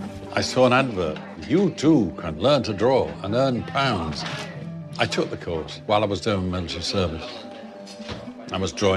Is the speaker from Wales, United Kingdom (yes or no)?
yes; Wales, United Kingdom; Well, I am Welsh.